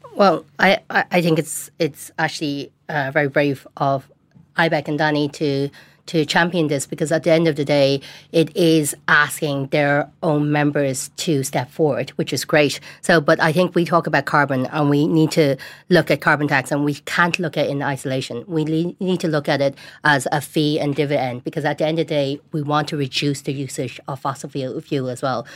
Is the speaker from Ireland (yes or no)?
yes; Tallaght, Leinster, Ireland; I grew up in Tala, Tana